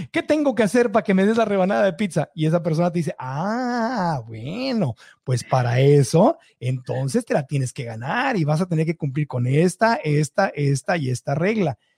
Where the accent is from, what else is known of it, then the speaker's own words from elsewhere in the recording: Mexico; moved away as an adult; now in United States; Cuando me mudé de México a Estados Unidos, estaba yo comprometido en una relación que no era buena ni para ella ni para mí.